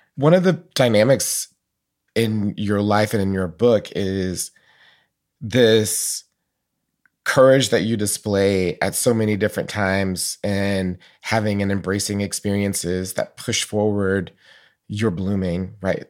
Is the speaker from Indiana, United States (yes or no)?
no; Atlanta, Georgia, United States; I knew Black Catholics growing up in Atlanta